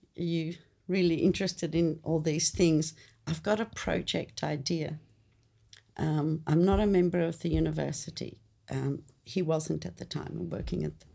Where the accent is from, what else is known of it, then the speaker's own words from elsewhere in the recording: Australia; English is a second language; coming to Australia was really weird. You know, first, I remember vividly put in grade two, Hyde Street Foots Grade Primary School